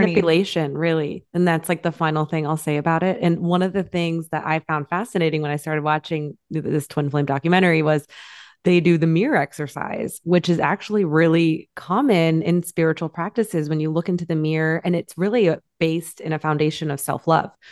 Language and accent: English; Michigan, United States; 15 minutes from where I grew up in Michigan